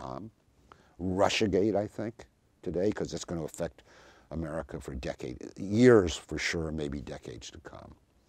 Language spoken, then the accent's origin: English; the South, United States; I even mentioned growing up in the South, in the Jim Crow South